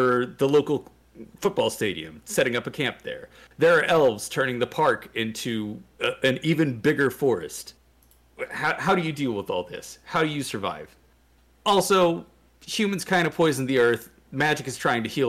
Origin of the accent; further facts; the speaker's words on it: Louisville, Kentucky, United States; my hometown of Louisville, Kentucky